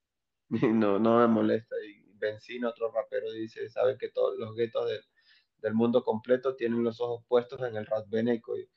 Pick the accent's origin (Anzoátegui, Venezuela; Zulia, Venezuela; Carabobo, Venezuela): Anzoátegui, Venezuela; Onoto; moved away as an adult; now in Arequipa, Peru; soy del oriente de un estado o provincia o departamento que se llama Anzuategui. Se llama Anzuategui, soy de un pueblo muy pequeño llamado Onoto